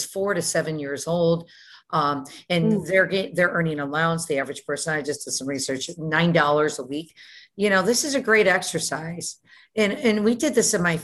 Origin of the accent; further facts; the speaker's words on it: Detroit, Michigan, United States; moved away; also born or lived in Houston; I was born and raised in Detroit.